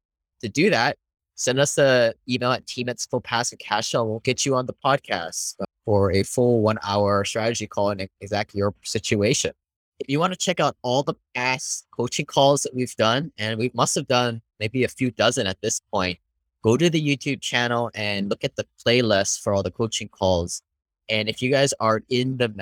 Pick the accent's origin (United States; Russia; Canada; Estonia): United States; Hawaii; moved away; I grew up in Hawaii, became an engineer